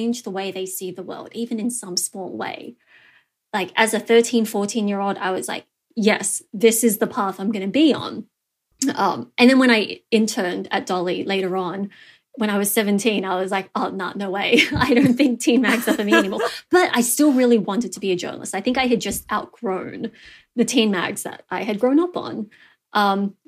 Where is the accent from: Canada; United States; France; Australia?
Australia; Cabramatta, New South Wales; I grew up in the Cabramatta area